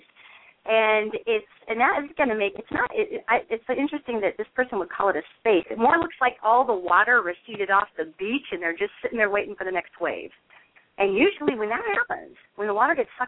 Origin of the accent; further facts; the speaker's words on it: Montana, United States; I'm a northerner, okay? I'm originally from Montana.